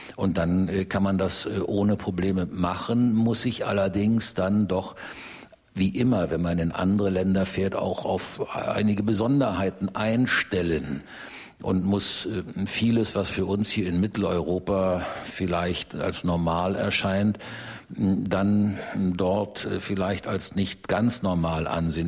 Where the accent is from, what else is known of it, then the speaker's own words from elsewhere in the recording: Germany; als Deutscher